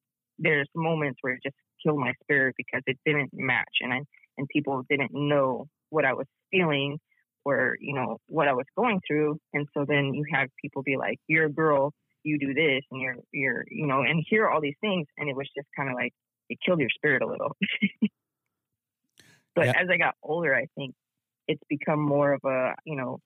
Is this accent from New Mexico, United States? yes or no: yes; Zuni, New Mexico, United States; moved away as an adult; now in San Diego, United States; growing up in Zuni and growing up Hopi